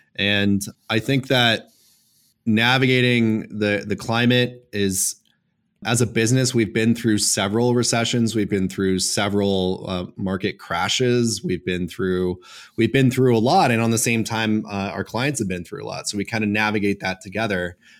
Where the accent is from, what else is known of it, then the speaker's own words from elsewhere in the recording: Los Angeles, California, United States; I was born and raised in Los Angeles